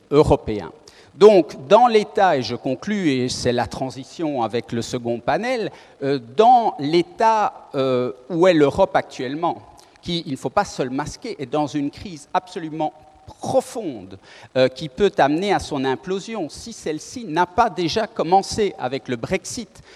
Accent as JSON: {"language": "French", "country": "Belgium", "said": "nous sommes belges"}